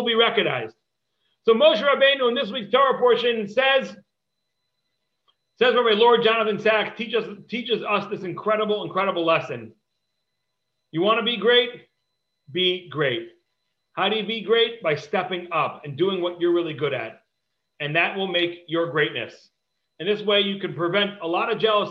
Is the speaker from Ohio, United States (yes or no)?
yes; Cleveland, Ohio, United States; I grew up in Cleveland